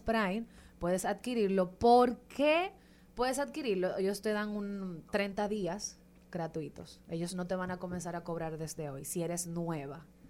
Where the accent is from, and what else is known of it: Dominican Republic